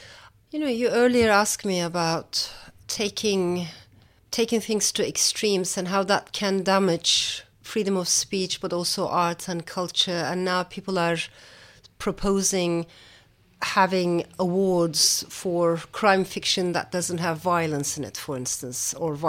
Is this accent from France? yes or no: yes; Strasbourg, Grand Est, France; born there; I did not grow up there. I wasn't born there. I was born in France, in Strasbourg.